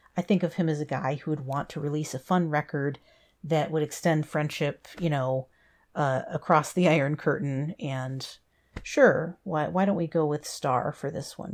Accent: United States; being an American

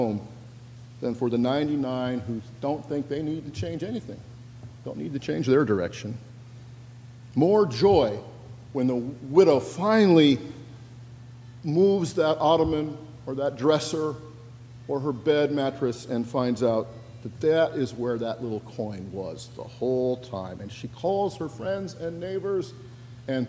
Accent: Washington, United States; moved away; my home state of Washington

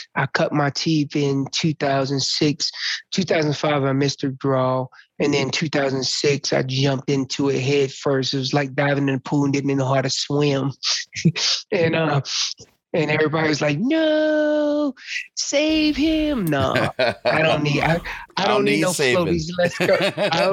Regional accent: Orange County, North Carolina, United States; moved away as an adult; also born or lived in Susanville, California; I'm from North Carolina, originally from, I would tell everybody where I'm from, but they probably won't know, but I'll tell you anyways, Orange County, North Carolina, and that's in Gulf is Hillsboro in Chapel Hill kind of areas

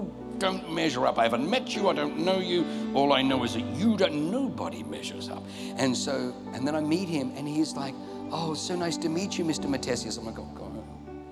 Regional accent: Australia; I grew up in Australia

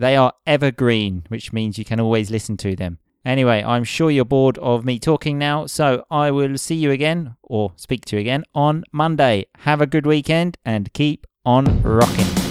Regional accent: England, United Kingdom; moved away; also born or lived in Rome; I have to make the step from being an English hooligan

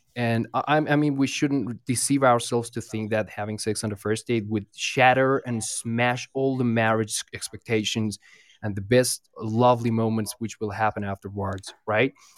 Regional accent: Iran; I'm from Iran

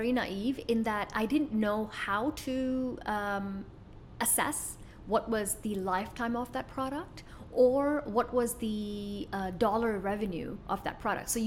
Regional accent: Kuwait; moved away as an adult; also born or lived in United States; I was born in Kuwait.

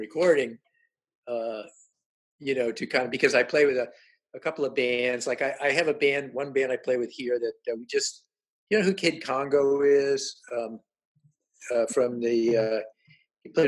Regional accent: Washington, District of Columbia, United States; I grew up in Southern Washington, D.C.

